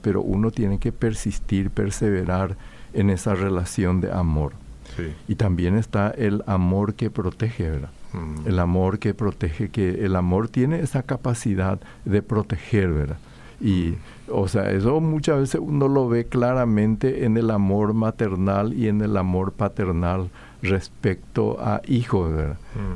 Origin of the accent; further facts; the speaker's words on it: Paraguay; yo también soy paraguayo, forma, formo parte de esta cultura